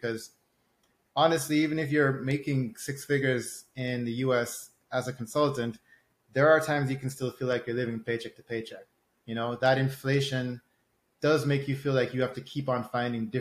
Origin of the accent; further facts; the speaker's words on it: Jamaica; I'm from Jamaica